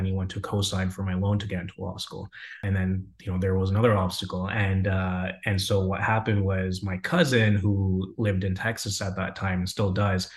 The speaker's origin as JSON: {"language": "English", "country": "Canada", "tie": "born or raised there", "also_born_or_lived": "Frankfurt, Germany", "moved": "as an adult", "lives_now": "United States", "said": "I grew up in Germany, in Frankfurt. My parents before that, they had immigrated from Punjab, which is northern part of India. Dad immigrated to Germany in the mid to late 70s. And so I lived there until I was about 7 or 8. And when around that time, we had immigrated to Canada, where I spent majority of my childhood."}